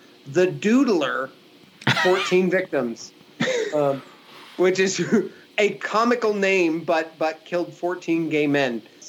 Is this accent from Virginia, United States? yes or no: yes; Williamsburg, Virginia, United States; my hometown of Williamsburg, Virginia, between 1986 and 1989 when I was living there.